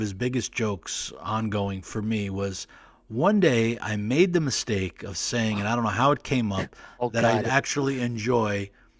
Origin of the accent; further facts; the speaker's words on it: New Jersey, United States; I'm from Jersey. I kind of look Italian.